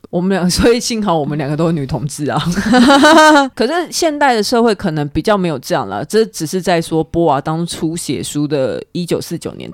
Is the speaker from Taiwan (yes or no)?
yes; Taiwan; 可能像呃我们台湾人华人习俗结婚